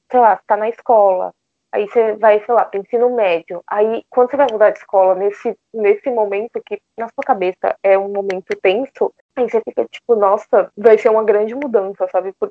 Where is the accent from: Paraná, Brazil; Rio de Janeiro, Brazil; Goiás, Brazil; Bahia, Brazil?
Bahia, Brazil; Salvador; now in São Paulo, Brazil; eu tenho 23 anos, eu moro em São Paulo hoje, mas eu sou de Salvador.